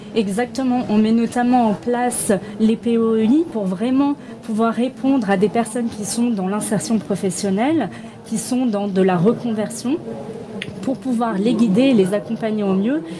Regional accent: Toulon, Provence-Alpes-Côte d'Azur, France; je viens de Toulon

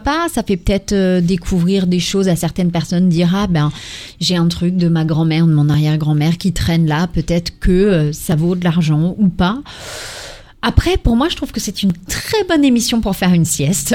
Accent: Ardennes, Grand Est, France; je suis originaire des Ardennes

